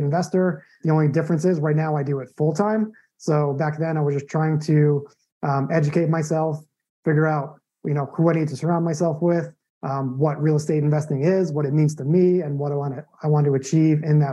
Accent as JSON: {"language": "English", "area": "Long Island", "region": "New York", "country": "United States", "tie": "born or raised there", "also_born_or_lived": "Arizona / San Diego / Phoenix, Arizona", "moved": "as an adult", "lives_now": "Tampa, United States", "said": "I'm originally from New York, you know, born and raised in Long Island"}